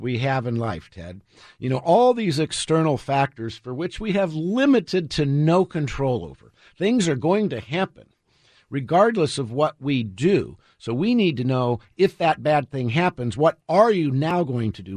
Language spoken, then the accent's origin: English; United States